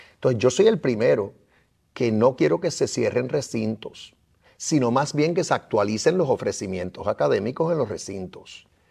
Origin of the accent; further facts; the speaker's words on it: Puerto Rico; nosotros somos parte de Estados Unidos